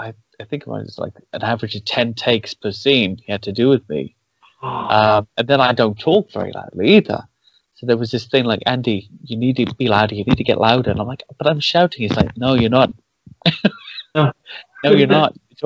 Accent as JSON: {"language": "English", "town": "Cardiff", "region": "Wales", "country": "United Kingdom", "tie": "born or raised there", "said": "I grew up in Wales, and that's always my excuse for the screwed up accent. But I know it's not really the reason. It just, I always sounded like this. And in my area, they were very, it's Cardiff"}